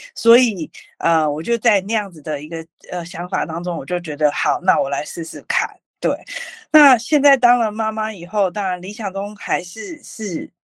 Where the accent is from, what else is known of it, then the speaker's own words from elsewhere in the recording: North Coast, New Taipei, Taiwan; also born or lived in Beitou, Taipei / California, United States; 从小到大其实我都是在北海岸长大，但是呢，我中间，国小、国中、高中是在北投念书，然后大学是念辅，辅大法律系